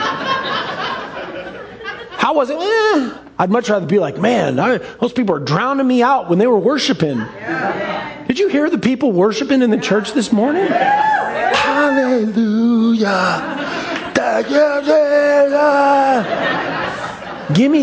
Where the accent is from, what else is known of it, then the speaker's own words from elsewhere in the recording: Seattle, Washington, United States; I grew up in Ballard, the center of the universe